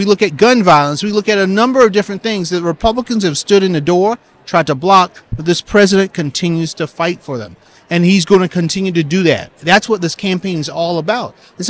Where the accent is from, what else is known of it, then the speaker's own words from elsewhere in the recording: South Carolina, United States; my home state of South Carolina